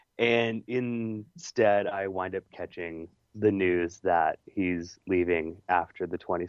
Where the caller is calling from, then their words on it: California, United States; hey, tell Peter hello, I'm listening from Northern California, woohoo